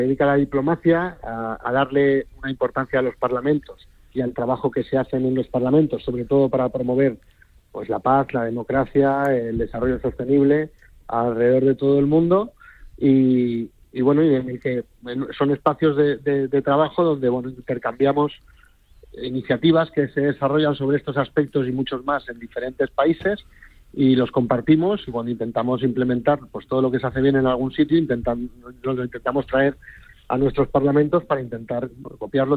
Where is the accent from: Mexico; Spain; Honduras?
Spain; yo soy el único español